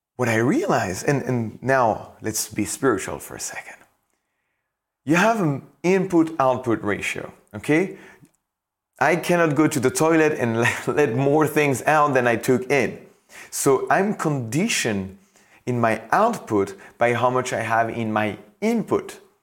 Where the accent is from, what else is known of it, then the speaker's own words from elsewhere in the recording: France; I come from France.